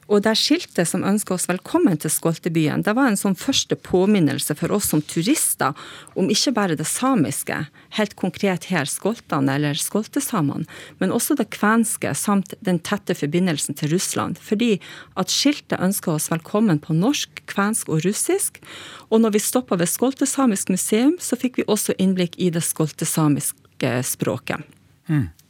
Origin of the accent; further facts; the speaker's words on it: Lavangen, Troms, Norway; now in Kristiansand, Norway; Jeg har bodd i Kristiansand i over 20 år, men eh, jeg er ekte nordlending. Født og oppvoksen i Lavangen kommune sør i Troms.